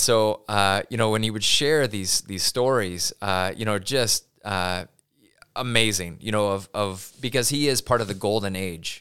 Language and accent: English; Pullman, Washington, United States; now in Spokane, United States; I'm a Pullman kid, born and raised